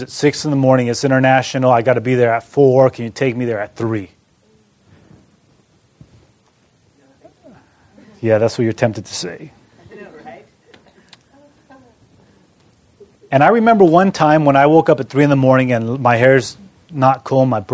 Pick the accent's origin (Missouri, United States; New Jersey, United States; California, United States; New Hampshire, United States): California, United States; moved away as an adult; also born or lived in Ann Arbor, Michigan; I come from California